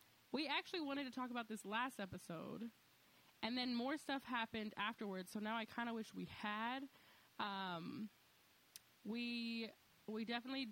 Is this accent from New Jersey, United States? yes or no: no; Texas, United States